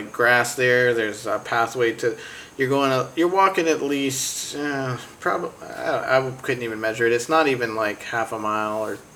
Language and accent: English; North Carolina, United States; I'm from North Carolina